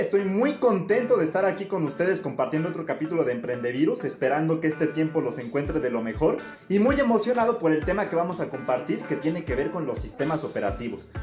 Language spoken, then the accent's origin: Spanish; Mexico; soy mexicano, soy latino